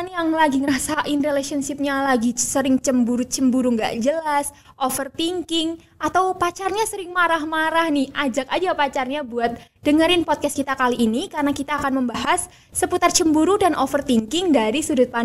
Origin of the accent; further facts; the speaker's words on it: Surakarta, Central Java, Indonesia; now in Malang, Indonesia; karena kamu tadi udah spill kalau aku dari Solo, sebenarnya dari Solo ke Malang tuh nggak jauh-jauh banget ya teman-teman, karena masih sama-sama di Pulau Jawa.